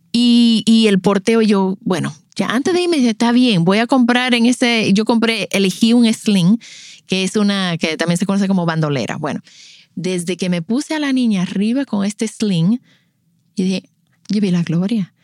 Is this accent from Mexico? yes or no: no; La Romana, Dominican Republic; also born or lived in United States / Boston / Miami; yo crecí en La Romana. Eh, yo soy nacida en Estados Unidos, pero llegué a La Romana a los 10 años y ahí nos quedamos.